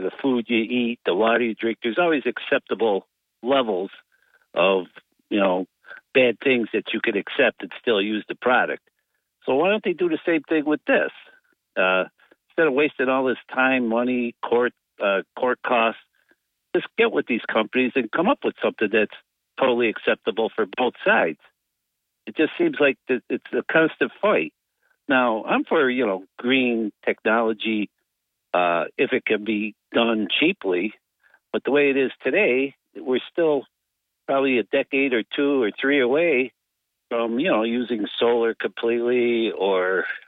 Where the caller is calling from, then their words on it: Binghamton, New York, United States; … from Binghamton.